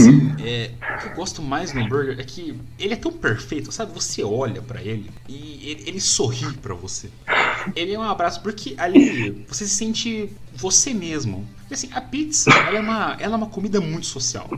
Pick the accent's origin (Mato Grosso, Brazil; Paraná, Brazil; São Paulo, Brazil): Paraná, Brazil; Eu sou paranaense